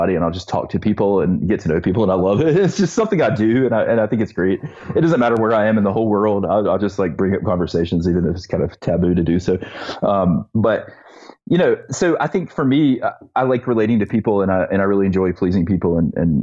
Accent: Eastern North Carolina, United States; I was growing up in Eastern North Carolina

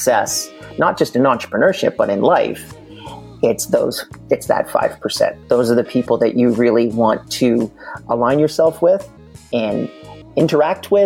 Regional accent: Canada; also born or lived in Montreal, Canada; from planet Earth, more specifically in Montreal, Canada

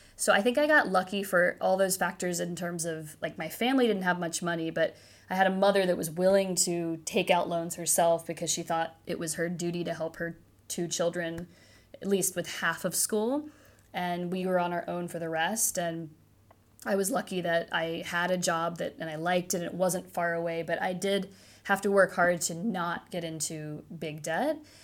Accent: Cincinnati, Ohio, United States; moved away as an adult; I did spend most of my childhood in a suburb of Cincinnati

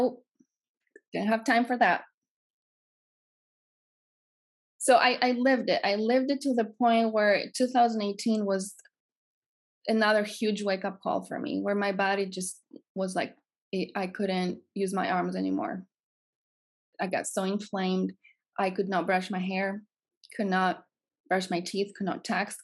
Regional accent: Greece; moved away as an adult; If you can hear my accent, I'm from Greece.

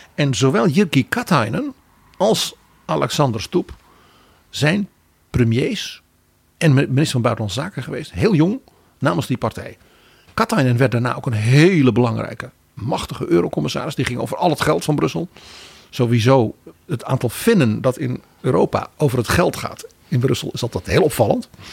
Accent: Netherlands; wij als Nederlanders

